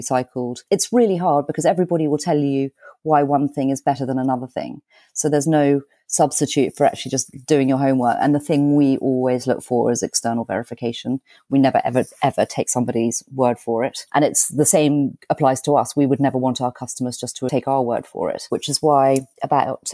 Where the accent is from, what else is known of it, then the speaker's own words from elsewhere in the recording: United Kingdom; we're British